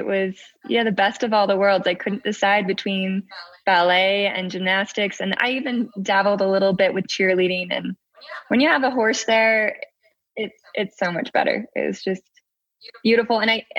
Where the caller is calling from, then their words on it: Salt Lake City, Utah, United States; Salt Lake City, Utah, United States.